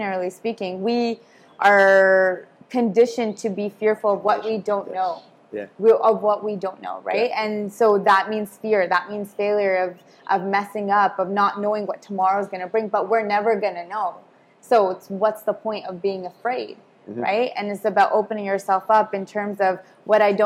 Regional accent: Abbotsford, British Columbia, Canada; I grew up in Abbotsford, small town vibes

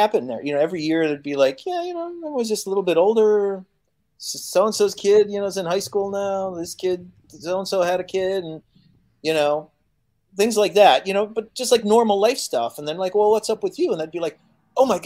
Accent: Chicago, Illinois, United States; first language Polish; English is a second language; moved away as an adult; now in Poland; I grew up speaking Polish, and I grew up in the States, but I grew up speaking Polish before I spoke English

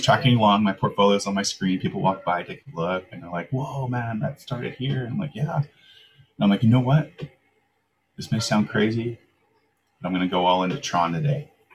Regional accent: Langley, British Columbia, Canada; also born or lived in Vancouver, Canada / Davis Bay, Canada; I moved up to Langley when I was seven yeah. uh, with a family that adopted me, mm-hmm. and I spent my growing up years in like a suburb of Langley

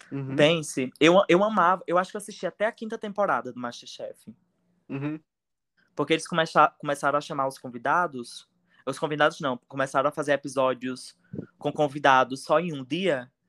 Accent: Northeast Region, Brazil; Eu sou do Nordeste.

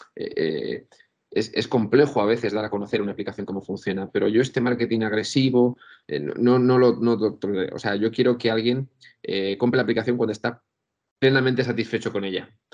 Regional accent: Albacete, Castilla-La Mancha, Spain; moved away as an adult; now in Valencia, Spain; yo tengo la suerte de haber vivido en un colegio mayor aquí en Valencia cuando me vine a estudiar, porque yo soy de Albacete

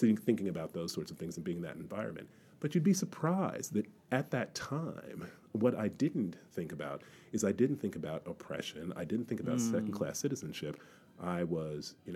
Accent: North Carolina, United States; also born or lived in Alabama; now in London, United Kingdom; I am from the United States and I'm from the American South. So I was born in Alabama and I grew up in North Carolina.

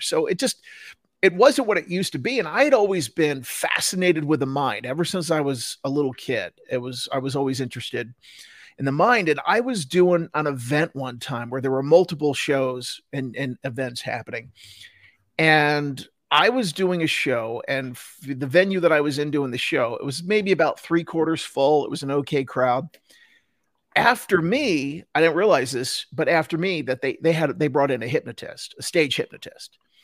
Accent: New Jersey, United States; now in Salt Lake City, United States; I grew up in, in, in Jersey and all my family's back in, in Jersey

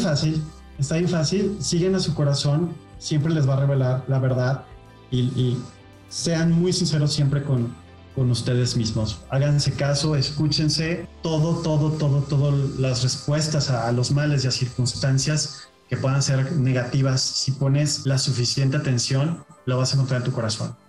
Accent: Monterrey, Nuevo León, Mexico; yo soy regiomontano y en, y en Monterrey nos gustan las cosas directas

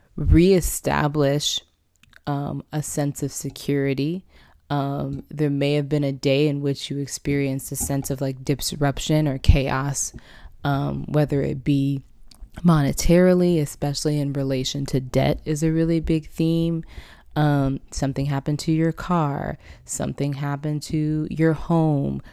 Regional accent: San Diego, California, United States; I'm from San Diego, California

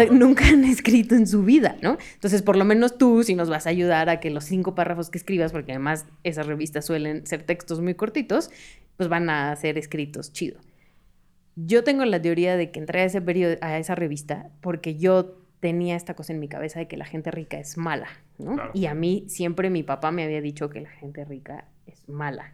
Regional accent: Hermosillo, Sonora, Mexico; now in Mexico City, Mexico; Yo soy de Hermosillo

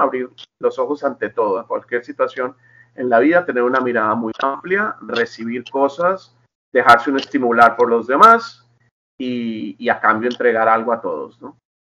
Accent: Colombia; now in Los Angeles, United States; soy colombiano

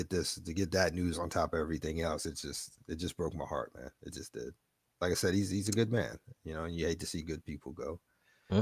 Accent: New York City, New York, United States; moved away as an adult; now in Florida, United States; We're both from New York. I was in Brooklyn

